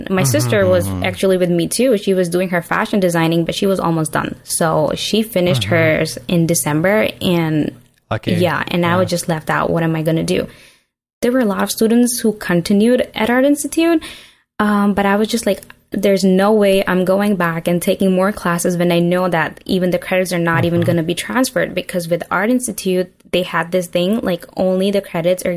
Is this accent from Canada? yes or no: no; Pakistan; moved away as an adult; I grew up in Pakistan and then I moved here like almost 7 years ago now.